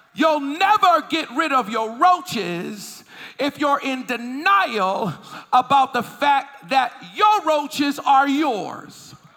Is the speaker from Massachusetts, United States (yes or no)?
yes; Boston, Massachusetts, United States; also born or lived in Philadelphia, Pennsylvania; I was living in Boston, Massachusetts. That's where I was raised, although I was born in Philly, but I was raised in Boston